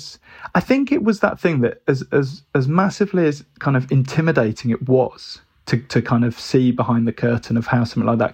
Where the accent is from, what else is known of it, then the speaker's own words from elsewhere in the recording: Birmingham, West Midlands, United Kingdom; And growing up in Birmingham, which was probably 2.5 hours away, I think the tutor had just never been to Brighton and was just like, feels like a long way away.